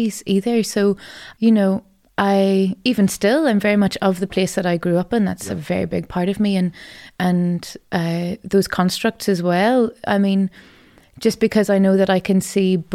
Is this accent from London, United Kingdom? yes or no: no; Madden, Northern Ireland, United Kingdom; moved away as an adult; It's my home. It's where I grew up.